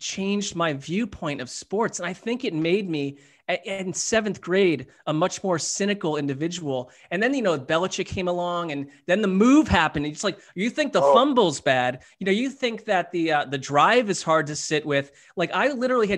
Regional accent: East Coast, United States; I grew up on the East Coast

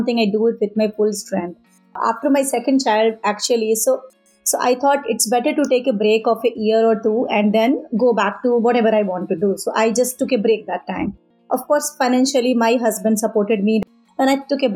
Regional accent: Auraiya, Uttar Pradesh, India; moved away; I am from India, from a small town, Auraya. It's in Uttar Pradesh. There I learned a little bit of art as a part of my education in my childhood.

